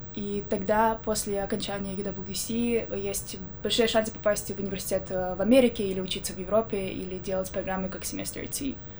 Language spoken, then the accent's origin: Russian; Minsk, Belarus; also born or lived in Armenia / Ecuador; now in United States; Я из Минска, из Беларуси